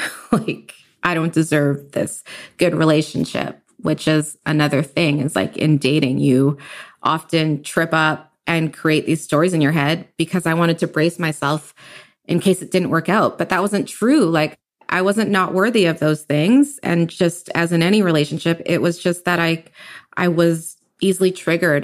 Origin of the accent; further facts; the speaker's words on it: Richmond, British Columbia, Canada; also born or lived in Kitsilano, Vancouver; now in Vancouver, Canada; I grew up in Richmond all my life, and I moved to Kitsilano, like, three years ago